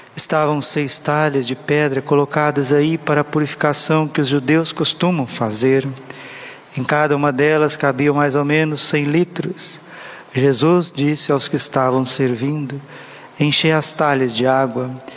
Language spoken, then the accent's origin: Portuguese; Brazil; eu sou brasileiro, eu falo porque eu tenho, já vou fazer 40 anos que eu vivo no Brasil